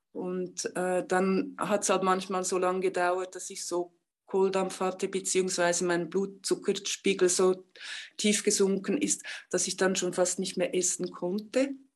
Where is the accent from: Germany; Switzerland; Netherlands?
Switzerland; moved away; also born or lived in India; ich bin ja Schweizerin